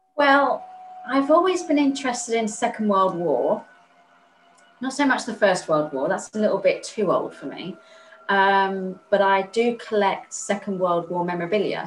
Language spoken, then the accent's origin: English; Spain; moved away; also born or lived in Chichester; I was raised in Spain